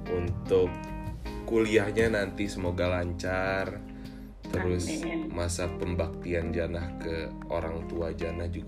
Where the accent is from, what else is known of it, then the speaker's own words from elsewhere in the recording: Tanjung Karang, Lampung, Indonesia; Wih, kampung gua anjir. Salam lah.